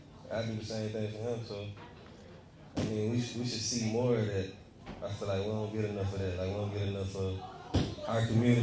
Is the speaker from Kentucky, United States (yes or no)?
no; Atlanta, Georgia, United States; I'm from Eastside